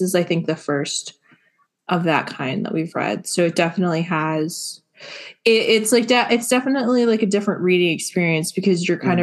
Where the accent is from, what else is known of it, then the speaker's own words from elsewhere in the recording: New Jersey, United States; I'm from New Jersey